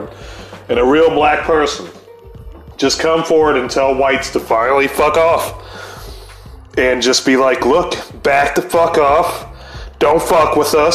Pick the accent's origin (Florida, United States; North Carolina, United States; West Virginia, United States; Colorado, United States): North Carolina, United States; I grew up with out in North Carolina